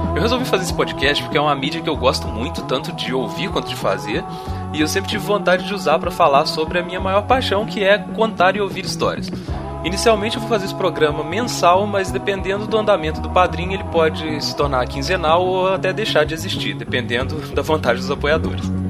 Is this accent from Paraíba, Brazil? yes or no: no; Juiz de Fora, Minas Gerais, Brazil; Eu nasci aqui em Juiz de Fora, Minas Gerais, onde eu vivo até hoje